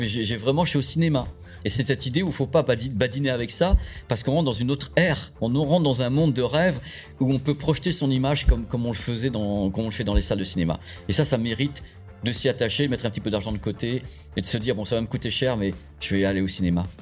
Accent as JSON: {"language": "French", "region": "Normandy", "country": "France", "said": "je suis normand"}